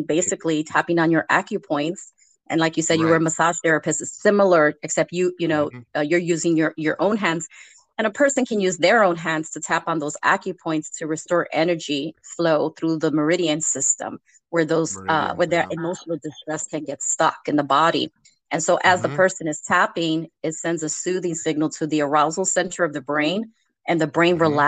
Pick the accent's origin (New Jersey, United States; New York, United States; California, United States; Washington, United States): New York, United States; New York City; I was born in the Lower East Side of New York City.